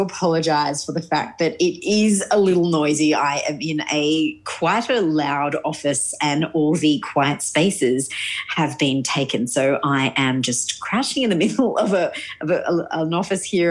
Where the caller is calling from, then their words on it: Sydney, New South Wales, Australia; I am actually calling from Sydney